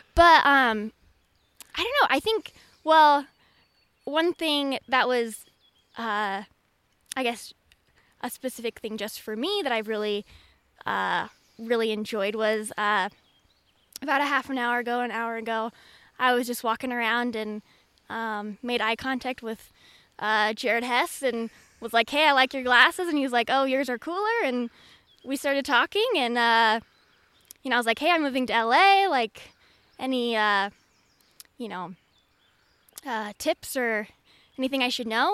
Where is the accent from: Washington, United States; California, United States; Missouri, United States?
Washington, United States; Seattle; moved away; I'm originally from the Seattle area